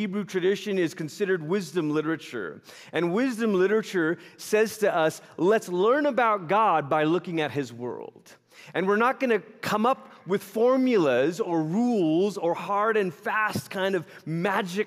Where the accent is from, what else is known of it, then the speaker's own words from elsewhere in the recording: Malaysia; moved away; I grew up in Malaysia. It's where I'm originally from. I was born there, raised there